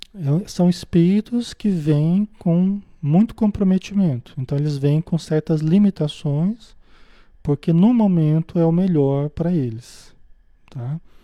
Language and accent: Portuguese; Paraná, Brazil; also born or lived in Marília, São Paulo; Nasci em Marília, em São Paulo, né? Depois mudei para o Paraná, vivi a maior parte da minha vida